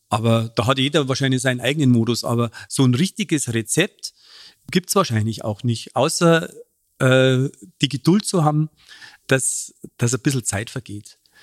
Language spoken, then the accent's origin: German; Munich, Bavaria, Germany; accent: Bavarian; ich komme aus einer Arbeiterfamilie, aus dem Münchner Hasenbergel